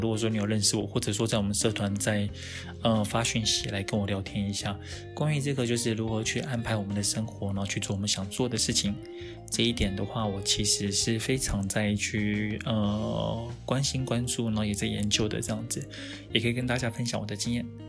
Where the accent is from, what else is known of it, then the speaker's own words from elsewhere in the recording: Taiwan; 以我们台湾人来讲